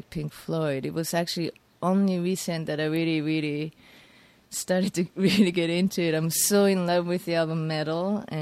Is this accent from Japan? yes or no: yes; Fujisawa, Kanagawa, Japan; also born or lived in Tokyo, Japan / Germany / Düsseldorf, Germany / Denmark; now in New York, United States; I'm from Japan